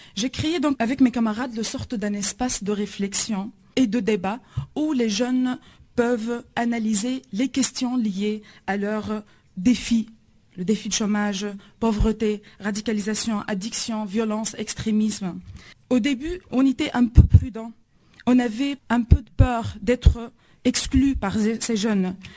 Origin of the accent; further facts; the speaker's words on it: Tunisia; je viens de la Tunisie.